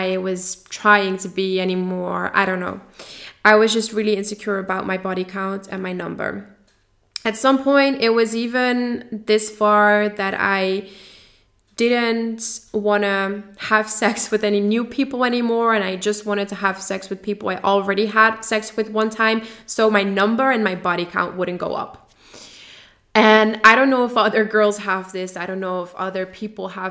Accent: Netherlands; English is a second language; I am from the Netherlands

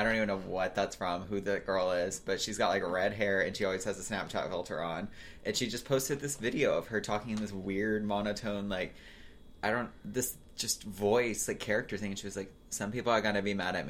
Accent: Hoover, Alabama, United States; I'm from Birmingham, so I grew up in like Pelham, Hoover, Alabama.

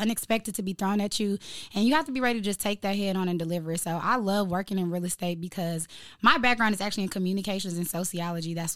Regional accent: Chicago, Illinois, United States; now in Atlanta, United States; I am from Chicago, and I consider myself a Chicagoan

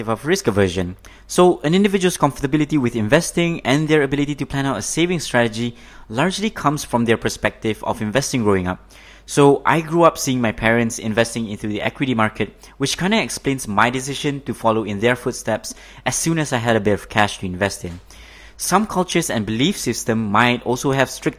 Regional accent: Malaysia; Growing up in Malaysia

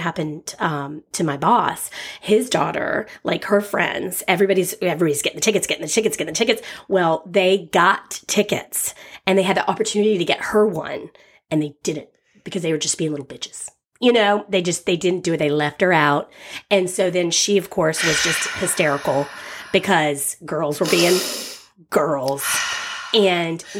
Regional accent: Atlanta, Georgia, United States; now in Walnut Grove, United States; we come from the big city. Like, we're from Atlanta

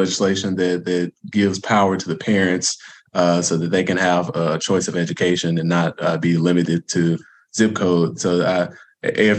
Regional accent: Little Rock, Arkansas, United States; I'm an Arkansas native. I'm from Little Rock.

